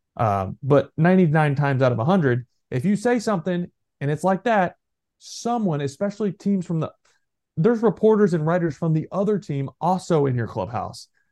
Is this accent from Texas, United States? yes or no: yes; Texas, United States; I'm from Texas